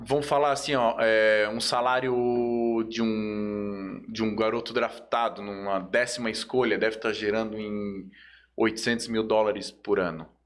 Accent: Joinville, Santa Catarina, Brazil; moved away; Lá na minha cidade, eu sou de Joinville, é né? na minha cidade natal aí, ó. Joinville

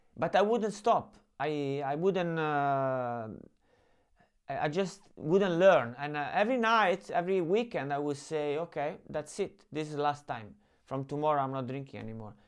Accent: Rome, Lazio, Italy; I grew up in Rome

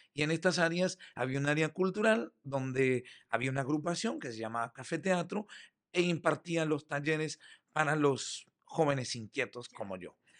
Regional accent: Montevideo, Uruguay; also born or lived in Michoacán, Mexico; now in Yucatán, Mexico; Soy orgullosamente montevideano, uruguayo.

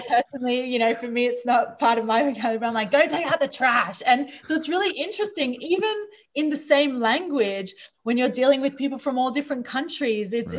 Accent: Australia; moved away; also born or lived in New Zealand; I grew up in Australia.

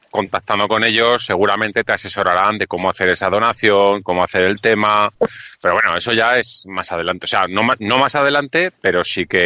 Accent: Zaragoza, Aragon, Spain; ¿y yo, ¿y yo que soy de Zaragoza qué hago?

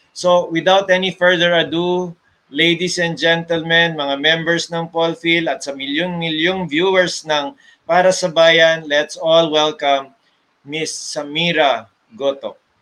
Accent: Manila, Metro Manila, Philippines; I'm from Manila

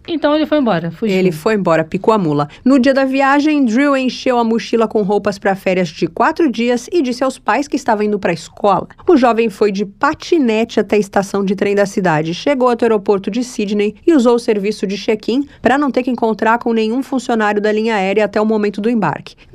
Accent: São Paulo, Brazil; born there; accent: paulistano; um pouco de sotaque italiano. E o bairro onde eu nasci, que é a Moca, é um bairro assim, bem italiano.

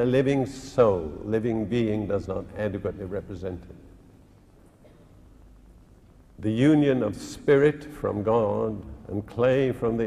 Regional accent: India; now in United Kingdom; when I was born in India

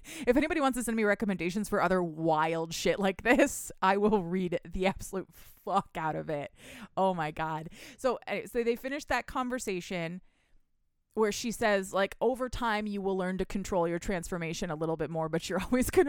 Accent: Michigan, United States; We're from Michigan, but the accent is still there. It's not, it's not as strong as Minnesota, but it comes out sometimes.

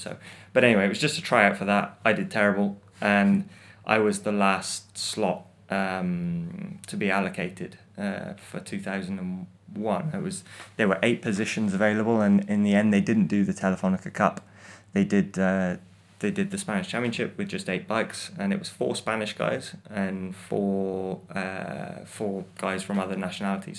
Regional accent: United Kingdom; as a British person

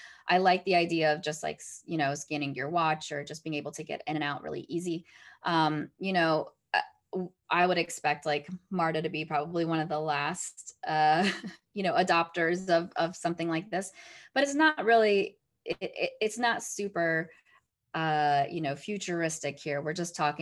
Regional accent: United States; As an American

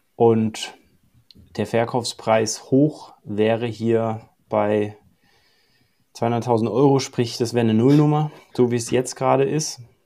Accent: Allgäu, Bavaria, Germany; moved away as an adult; also born or lived in Dubai / Mallorca / Australia; Ich bin geboren im Allgäu, aufgewachsen hier, bin dann eine Zeit im Ausland gewesen

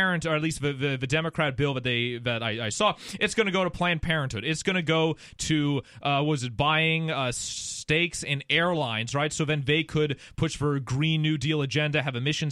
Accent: Canada; now in United States; I'm I'm Canadian.

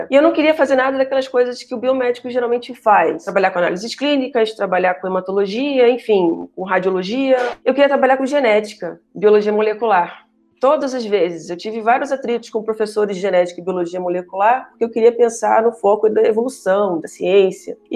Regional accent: Rio de Janeiro, Brazil; accent: somewhat Minas Gerais-influenced, mixed; also born or lived in Mato Grosso / Bahia; Bem, eu sou carioca, isso vai ficar claro para vocês em algum momento

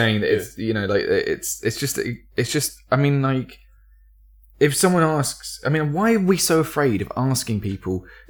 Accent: Surrey, South East England, United Kingdom; I come from Surrey, so we had like literally six kids who in our year of 360 who weren't white.

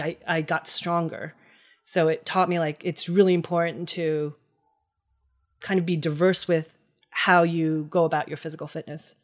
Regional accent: Hackettstown, New Jersey, United States; I was born and raised in New Jersey. Uh, grew up in Hackettstown, New Jersey

